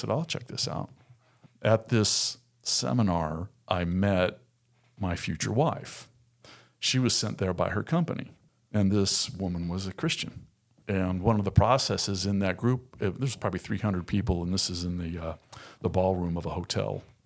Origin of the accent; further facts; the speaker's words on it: Southern California, United States; moved away as an adult; now in Arkansas, United States; born and raised in Southern California, lived there for forty-two years